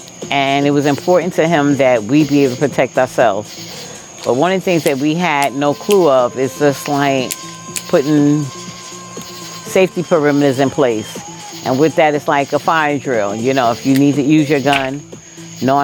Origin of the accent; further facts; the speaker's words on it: New York City, New York, United States; moved away as an adult; now in Georgia, United States; I lived in New York on the Upper East Side after growing up in Harlem.